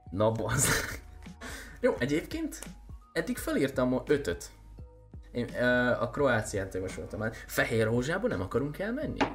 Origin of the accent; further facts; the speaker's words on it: Sopron, Győr-Moson-Sopron, Hungary; Anyám, én is Soproni